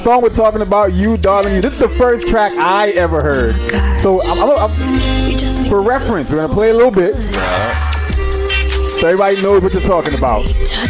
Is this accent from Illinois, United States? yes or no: no; New York City, New York, United States; also born or lived in Guyana; young DJ from Guyana, growing up in Brooklyn